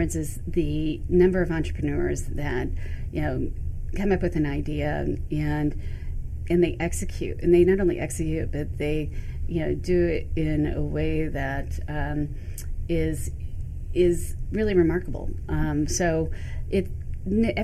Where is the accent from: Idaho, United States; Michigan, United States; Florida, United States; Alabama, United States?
Michigan, United States; also born or lived in New York City; now in New York, United States; Growing up in Michigan, I used to come to Canada all the time.